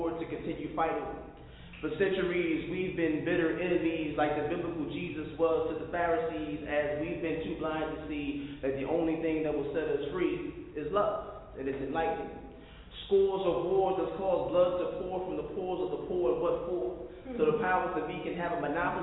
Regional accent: Newark, New Jersey, United States; I'm a New York City Brick City kid

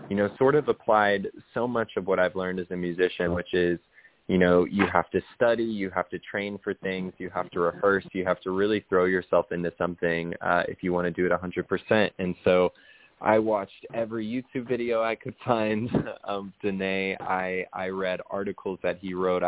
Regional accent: Oklahoma, United States; I'm from Oklahoma, and still live here to this day

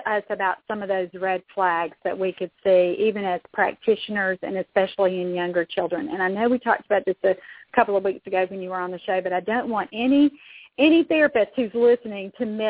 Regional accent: Kentucky, United States; I'm from Kentucky

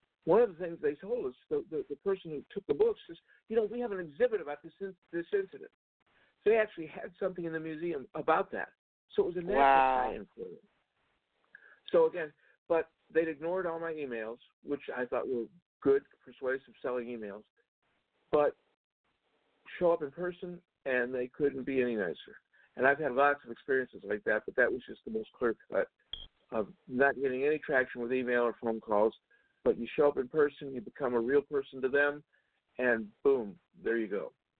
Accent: the South, United States; I grew up in the South during the civil rights era. I worked with lots of groups in helping to earn equal rights for everybody, I help, for instance, desegregate the Methodist Church in Georgia.

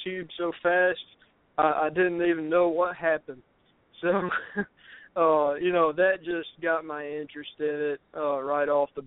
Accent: Louisiana, United States; I used to own a fish store in my hometown in Louisiana

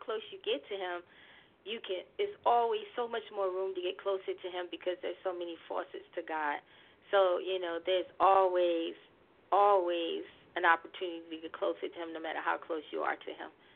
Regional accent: Montclair, New Jersey, United States; also born or lived in Newark, New Jersey; I'm a native New Jersey girl. I'm from Montclair, New Jersey, but I was born in Brick City, which is Newark, New Jersey

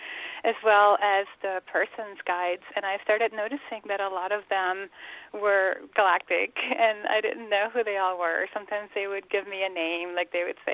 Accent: Curaçao; now in Atlanta, United States; I grew up in Curacao, which is a little tiny Dutch island of the Caribbean

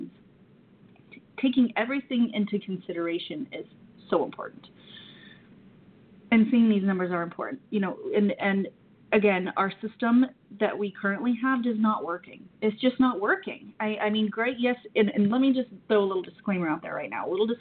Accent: the South, United States; I'm from the South

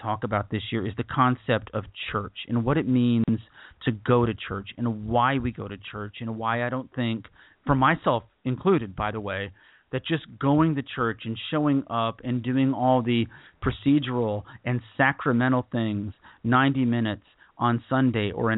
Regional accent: United States; As an American or as a Westerner

